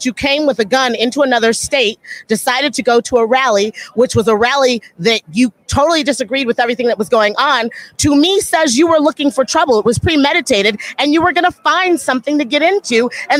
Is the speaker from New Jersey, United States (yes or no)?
no; Los Angeles, California, United States; I'm from Los Angeles.